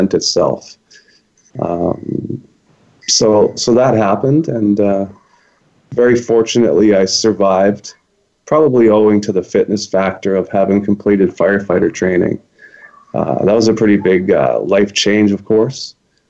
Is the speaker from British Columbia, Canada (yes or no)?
yes; British Columbia, Canada; also born or lived in Winnipeg, Manitoba; I moved to BC when I was 10 months old. So basically I'm a British Columbian